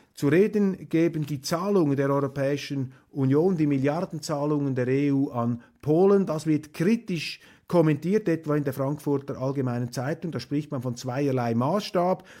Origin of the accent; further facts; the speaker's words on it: Switzerland; für mich als Schweizer